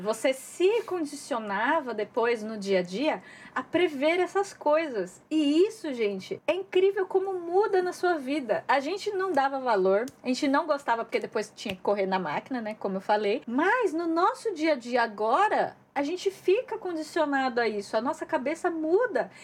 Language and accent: Portuguese; Brazil; now in Japan; a gente cresceu no Brasil